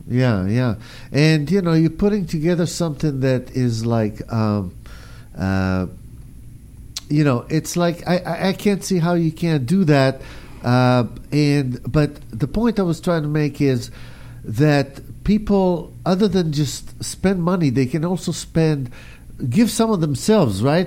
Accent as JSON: {"language": "English", "country": "Israel", "tie": "born or raised there", "moved": "yes", "lives_now": "United States", "said": "I grew up in Israel"}